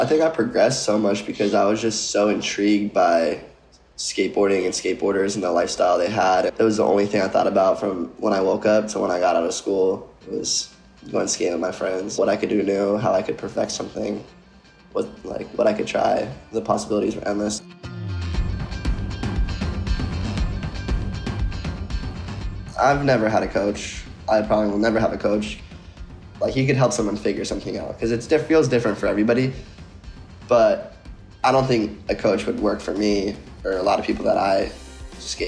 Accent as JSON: {"language": "English", "town": "San Diego", "region": "California", "country": "United States", "said": "I'm from San Diego, California"}